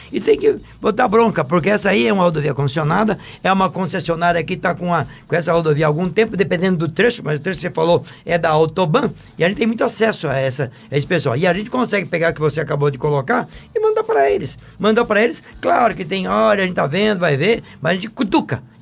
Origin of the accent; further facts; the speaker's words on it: Itabaiana, Sergipe, Brazil; sou de Itabaiana, Sergipe.